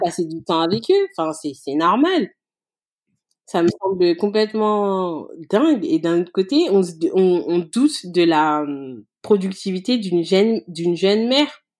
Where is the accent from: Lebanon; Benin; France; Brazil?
France; nous, ses parents, on est français